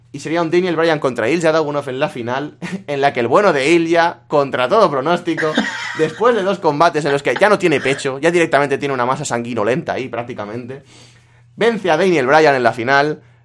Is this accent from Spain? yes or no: yes; La Vall d'Uixó, Valencian Community, Spain; En mi pueblo, lo más eh, así turístico que hay son eh, las cuevas de San Josep